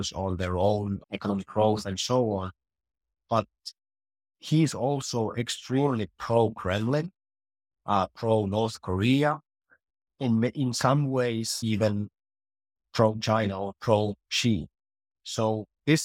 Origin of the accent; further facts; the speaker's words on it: Finland; And I'm from Finland